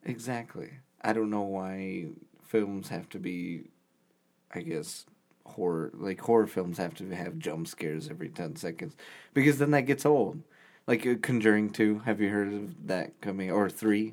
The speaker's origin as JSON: {"language": "English", "region": "Indiana", "country": "United States", "said": "we're, we're from Indiana"}